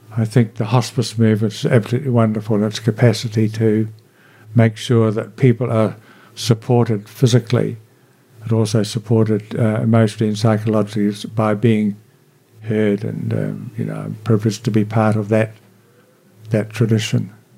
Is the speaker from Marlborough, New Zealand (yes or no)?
yes; Blenheim, Marlborough, New Zealand; also born or lived in Picton / Nelson; I grew up in Nelson and Marlborough as a teenager